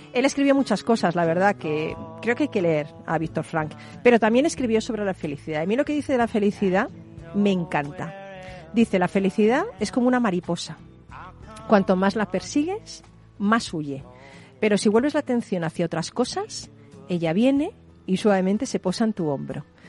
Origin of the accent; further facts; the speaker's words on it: Spain; soy española